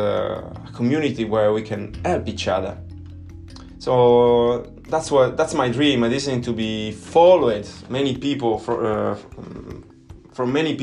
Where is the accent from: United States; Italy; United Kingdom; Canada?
Italy; English is a second language; I'm Italian, I'm not an English speaker